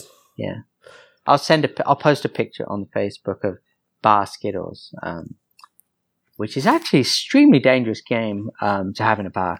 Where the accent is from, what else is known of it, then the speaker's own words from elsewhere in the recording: England, United Kingdom; moved away; I'm English, man.